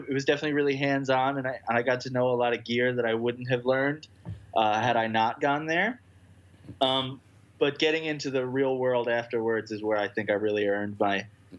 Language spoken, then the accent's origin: English; Long Island, New York, United States; now in Brooklyn, United States; I grew up in Long Island.